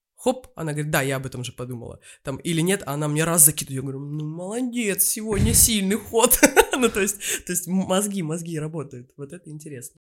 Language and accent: Russian; Novotitarovskaya, Krasnodar Krai, Russia; now in Moscow, Russia; жила я и родилась в станице под Краснодаром, станица Новотиторовская